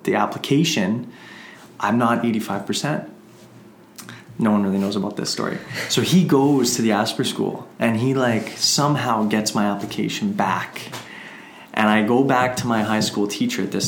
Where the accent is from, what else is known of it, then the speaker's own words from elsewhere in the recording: Emerson, Manitoba, Canada; my hometown, Emerson, Manitoba, small town